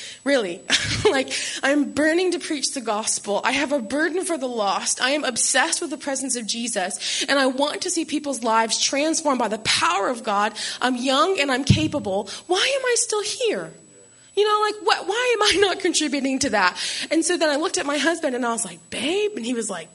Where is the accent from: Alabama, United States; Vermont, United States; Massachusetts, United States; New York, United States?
Alabama, United States; moved away as an adult; also born or lived in Florida; I grew up in Alabama